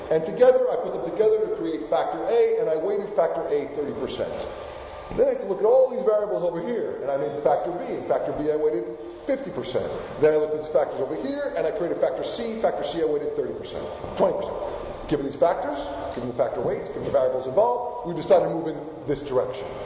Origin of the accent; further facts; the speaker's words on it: Argentina; first language Spanish; English is a second language; moved away; I was born in Argentina. My first language is indeed Spanish.